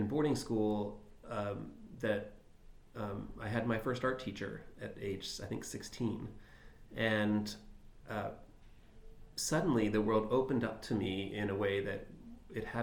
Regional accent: Philadelphia, Pennsylvania, United States; Philadelphia, my hometown

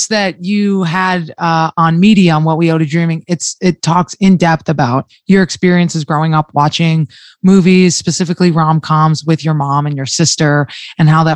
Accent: New Jersey, United States; I'm from New Jersey

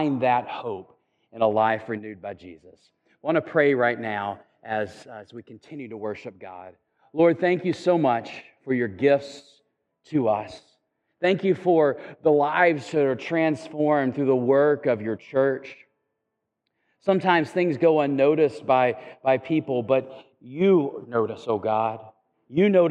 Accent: Chattanooga, Tennessee, United States; moved away; I'm from Chattanooga

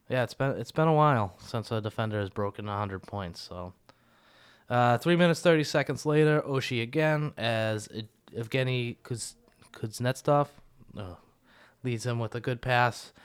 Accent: Boston, Massachusetts, United States; we're from Boston

